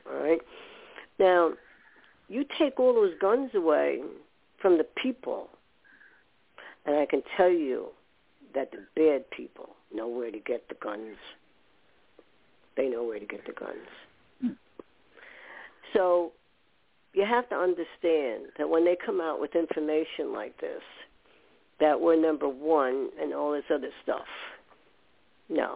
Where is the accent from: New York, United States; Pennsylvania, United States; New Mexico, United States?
New York, United States; also born or lived in Westwood, New Jersey; I was born in New York